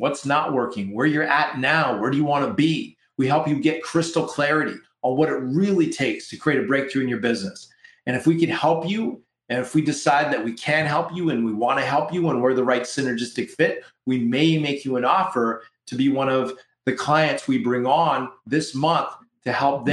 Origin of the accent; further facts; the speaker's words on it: Canada; We're Canadian up in here, up in Canada